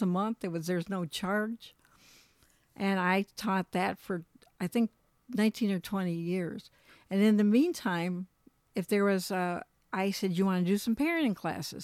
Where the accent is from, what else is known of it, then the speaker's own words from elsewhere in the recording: Michigan, United States; moved away as an adult; also born or lived in Colorado; We moved back to, we're from Michigan, but we lived in Colorado, moved back to Michigan.